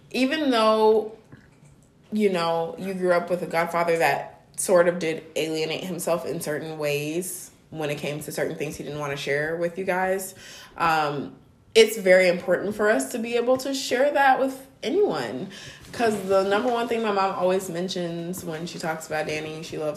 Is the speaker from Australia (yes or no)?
no; Nigeria; You think mm-hmm. I'm Nigerian.